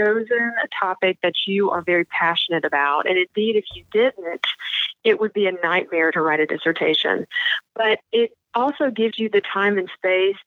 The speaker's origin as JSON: {"language": "English", "region": "the South", "country": "United States", "said": "I'm from the South"}